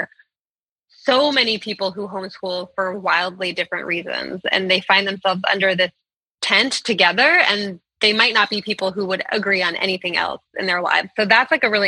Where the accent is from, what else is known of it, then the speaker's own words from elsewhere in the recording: Berkeley, California, United States; I'm from Berkeley, California, which had a lot of the more kind of liberal end of homeschooling